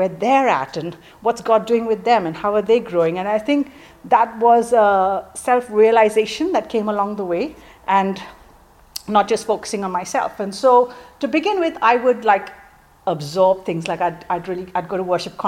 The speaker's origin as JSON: {"language": "English", "town": "Mumbai", "region": "Maharashtra", "country": "India", "tie": "born or raised there", "moved": "as an adult", "lives_now": "England", "said": "I grew up in Mumbai, in India"}